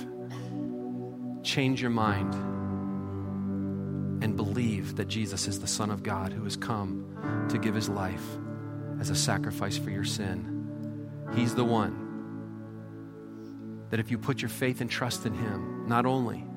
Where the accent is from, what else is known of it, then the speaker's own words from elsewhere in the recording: Michigan, United States; moved away; I'm from Michigan. My parents are from Michigan.